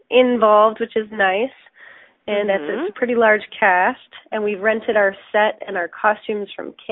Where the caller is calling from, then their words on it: Cambridge, East of England, United Kingdom; I'm actually calling from the Dunfield Theatre in Cambridge